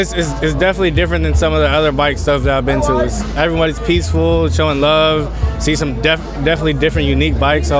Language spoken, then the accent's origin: English; San Diego, California, United States; I'm from San Diego.